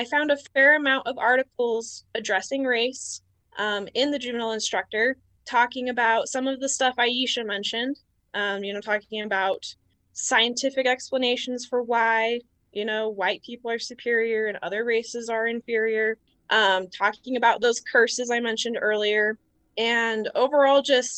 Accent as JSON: {"language": "English", "town": "West Jordan", "region": "Utah", "country": "United States", "said": "I'm from West Jordan"}